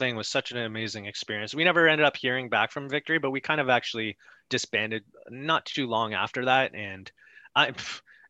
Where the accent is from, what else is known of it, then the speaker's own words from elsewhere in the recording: Canada; we're from Canada